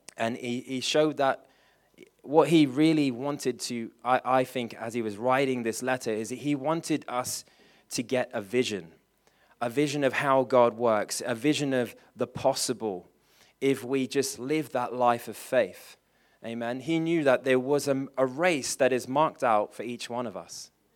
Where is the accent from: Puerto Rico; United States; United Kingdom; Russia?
United Kingdom; England; I'm English